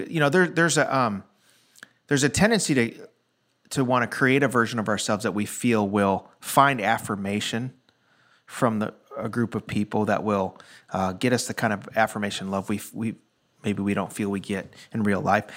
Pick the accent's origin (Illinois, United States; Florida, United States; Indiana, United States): Illinois, United States; Chicago; now in Nashville, United States; I'm from the Chicago area